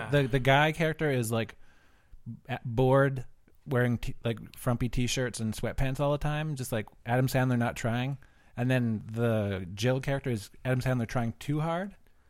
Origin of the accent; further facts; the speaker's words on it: Fort McMurray, Alberta, Canada; I grew up in Fort Mac.